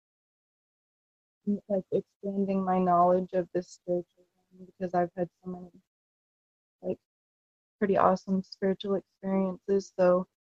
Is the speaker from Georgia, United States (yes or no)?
no; New Hampshire, United States; moved away as an adult; now in Florida, United States; I'm from New Hampshire, and I'm living in Florida for the past 9 years